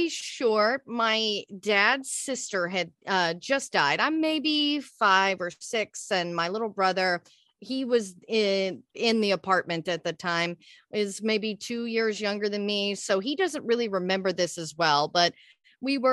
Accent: Texas, United States; moved away as an adult; now in Los Angeles, United States; I'm originally from Texas. I was out there for most of my life till I was like 25, moved

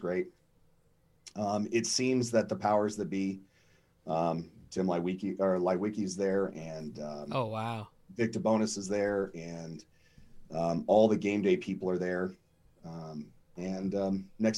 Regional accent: Colorado, United States; I'm actually from Colorado

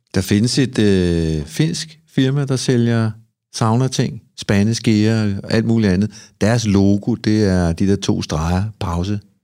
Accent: Copenhagen, Capital Region of Denmark, Denmark; Jeg er en fyr fra Amager

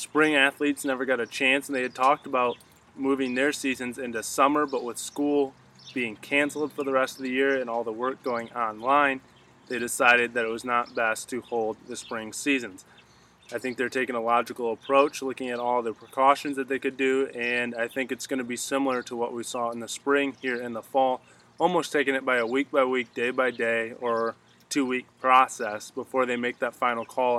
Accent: Michigan, United States; my home state of Michigan

